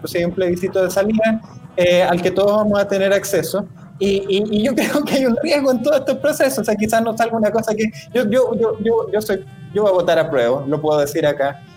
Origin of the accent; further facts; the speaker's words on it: Chile; como chilenos